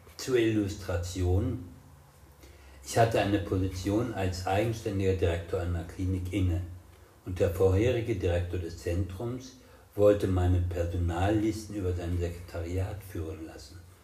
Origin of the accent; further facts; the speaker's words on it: West Germany, Germany; also born or lived in Marburg / Rostock; nicht den arroganten Wessi heraushängen zu lassen